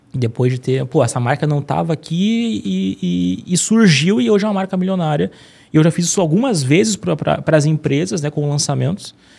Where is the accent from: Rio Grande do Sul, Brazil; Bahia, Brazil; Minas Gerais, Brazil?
Rio Grande do Sul, Brazil; Porto Alegre; Eu sou, eu sou de Porto Alegre